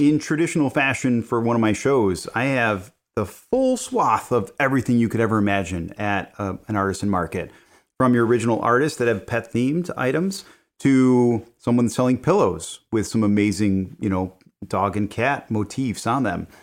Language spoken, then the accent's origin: English; Villa Park, Illinois, United States; Lunar Brewing in Villa Park, which is in my hometown